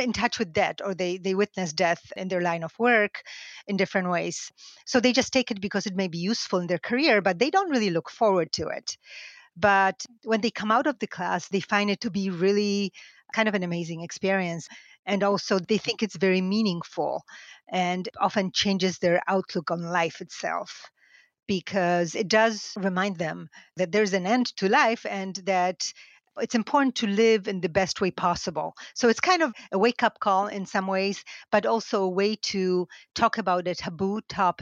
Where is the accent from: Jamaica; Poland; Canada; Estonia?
Poland; Lesser Poland; moved away; I grew up half an hour from Auschwitz, and we went to Auschwitz on field trips with school as early as primary school